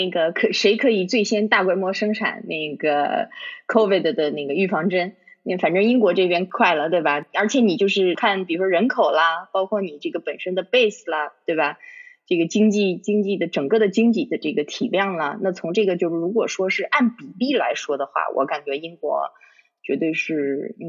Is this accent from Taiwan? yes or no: no; China; now in United Kingdom; 比如说，就像你我他，我们其实是中国人，我们在中国长大的。